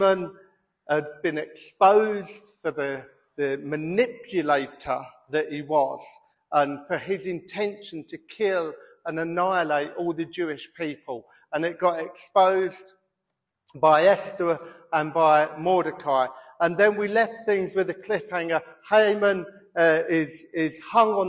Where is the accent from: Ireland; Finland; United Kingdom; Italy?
United Kingdom; we're British and we moan